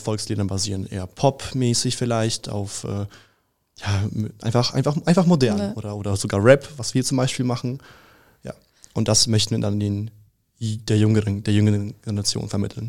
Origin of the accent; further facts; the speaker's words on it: Schönwald, Bavaria, Germany; also born or lived in Russia; ich komme aus Schönwald